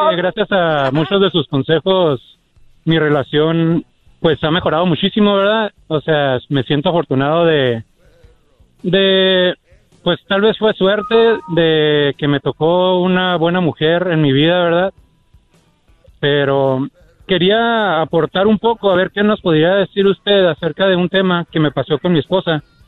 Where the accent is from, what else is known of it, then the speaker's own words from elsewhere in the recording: United States; nací en Estados Unidos, pero de padres mexicanos